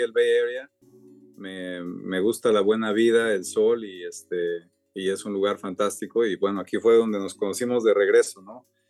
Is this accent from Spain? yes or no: no; Mexico; moved away as an adult; also born or lived in Cambridge, United States / New York, United States; now in Stanford, United States; crecí en México, me vine aquí a Stanford a hacer mi PhD en el 2000